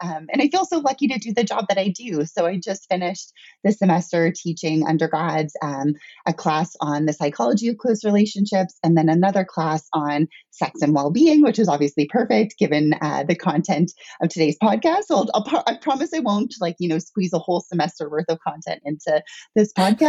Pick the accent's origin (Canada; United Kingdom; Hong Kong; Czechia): Canada; So I am Canadian.